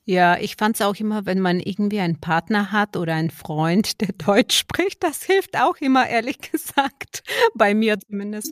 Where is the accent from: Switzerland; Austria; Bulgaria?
Bulgaria; now in Germany; mein Heimatland, Bulgarien, wo ich herkomme